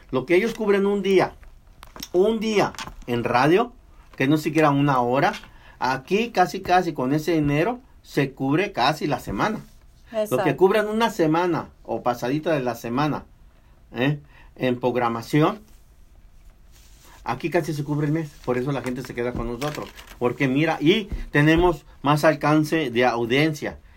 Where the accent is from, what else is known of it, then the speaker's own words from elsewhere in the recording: Mexico; now in United States; Nací en México, pero estoy en el continente americano.